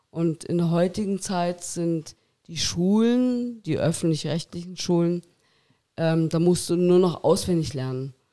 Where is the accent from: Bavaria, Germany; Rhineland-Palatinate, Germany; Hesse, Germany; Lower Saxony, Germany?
Bavaria, Germany; Miesbach; Miesbach, ja, Aus ja. Miesbach, genau.